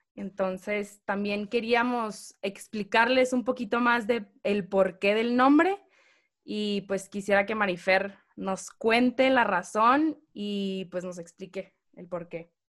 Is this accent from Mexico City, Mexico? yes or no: no; Hermosillo, Sonora, Mexico; moved away as an adult; now in Guadalajara, Mexico; soy de Hermosillo, Sonora. Me vine a vivir a Guadalajara hace cinco años